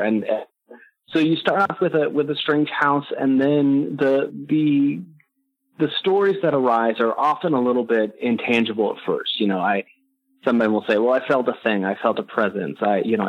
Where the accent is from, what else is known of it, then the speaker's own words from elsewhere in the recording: San Jose, California, United States; I grew up in San Jose, California, so I grew up next to the Winchester Mystery House